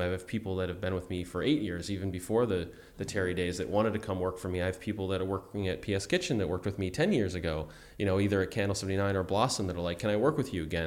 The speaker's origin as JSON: {"language": "English", "town": "Buffalo", "region": "New York", "country": "United States", "said": "I'm from Buffalo"}